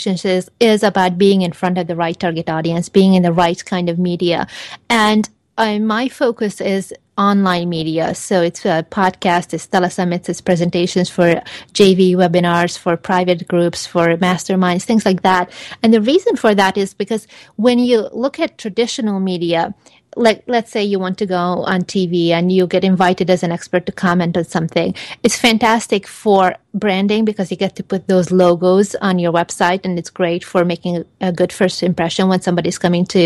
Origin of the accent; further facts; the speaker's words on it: Hungary; also born or lived in Los Angeles, United States; now in Palm Desert, United States; I'm originally from Hungary, and I lived in six other countries before moving over here.